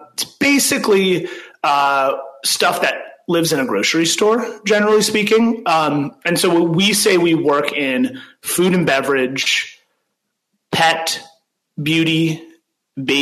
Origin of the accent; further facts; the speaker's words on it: Northern California, United States; moved away as an adult; also born or lived in New York; I grew up in Northern California.